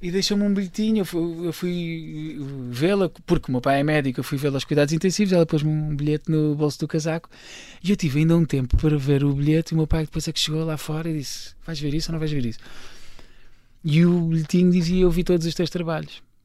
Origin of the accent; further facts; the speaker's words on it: Carcavelos, Lisbon, Portugal; eu nasci em Lisboa, mas cresci em Carcavelos, uh, okay. Carcavelos, Paredes, um menino da linha